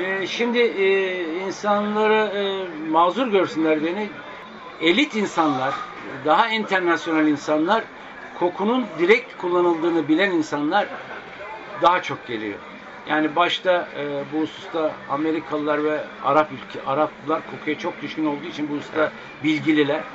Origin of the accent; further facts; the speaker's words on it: Akşehir, Konya, Turkey; now in Istanbul, Turkey; ben Akşehirliyim.